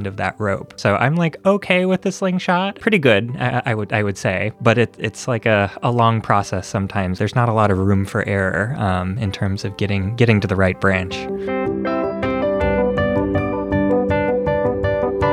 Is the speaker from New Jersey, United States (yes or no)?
no; Minnesota, United States; now in California, United States; I am originally from Minnesota, but I live in California